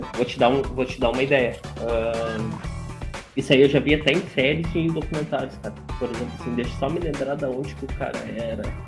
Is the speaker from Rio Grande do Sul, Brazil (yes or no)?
yes; Rio Grande do Sul, Brazil; eu sou gaúcho